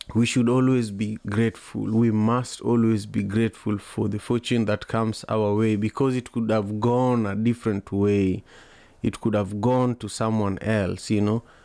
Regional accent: Kisumu, Kisumu County, Kenya; now in Seattle, United States; where I was growing up in Kenya, in Kisumu

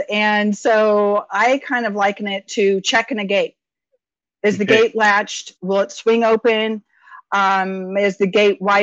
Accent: Stockton area, the Valley, California, United States; I was born in Southern California, moved up to Stockton area, raised throughout the valley

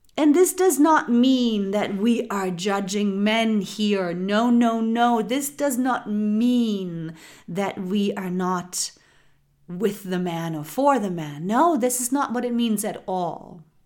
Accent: Germany; moved away as an adult; now in United States; I am from Germany. I was born and raised in Germany and I do now live in the United States.

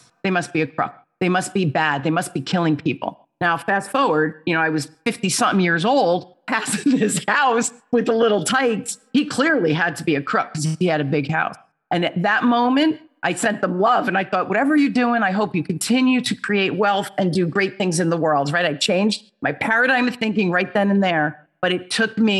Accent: Newark, New Jersey, United States; also born or lived in Holmdel, New Jersey; I grew up in Newark, New Jersey, which was the inner city, riots, the whole thing, scary place to be. And we moved to this place called Homedale

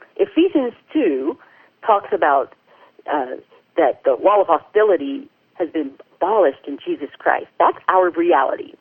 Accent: the South, United States; I grew up in the South, and I had a really great up, upbringing

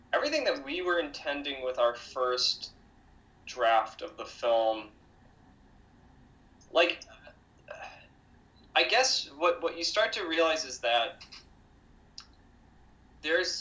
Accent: outside of Boston, Massachusetts, United States; moved away; we grew up outside of Boston

